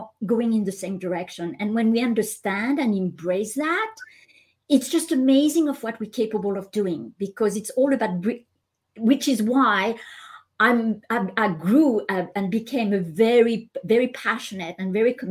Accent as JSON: {"language": "English", "country": "France", "tie": "born or raised there", "also_born_or_lived": "Hong Kong / Japan / Canada", "moved": "as an adult", "said": "I'm Asian by cultural background, but I was born and raised in France"}